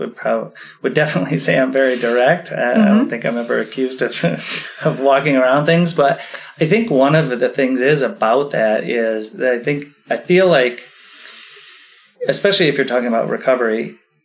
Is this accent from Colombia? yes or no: no; Midwest, United States; also born or lived in California / Hawaii / Portland / East Coast; I'm a Midwest guy. I grew up in the Midwest, but I think I've lived around.